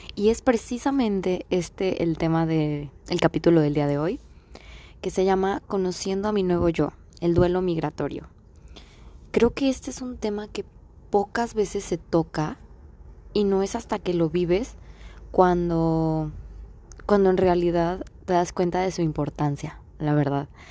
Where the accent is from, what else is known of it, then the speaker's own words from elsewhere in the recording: Mexico; moved away as an adult; now in United States; pues yo nací aquí en Estados Unidos, pero en sí mi tierra es México, obviamente, por mis papás, por todo, porque he vivido toda mi vida allá